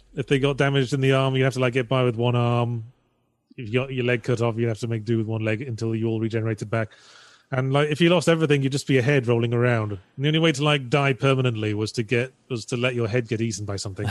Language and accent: English; United Kingdom; I'm British.